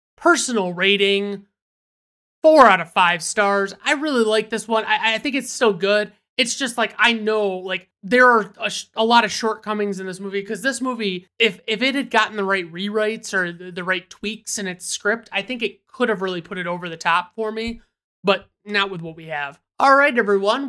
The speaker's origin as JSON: {"language": "English", "region": "Michigan", "country": "United States", "said": "I'm from Michigan, and I call soda pop"}